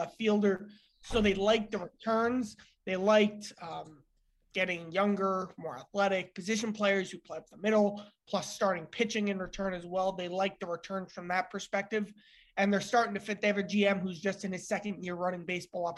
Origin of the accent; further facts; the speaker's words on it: Cincinnati, Ohio, United States; working in my hometown newspaper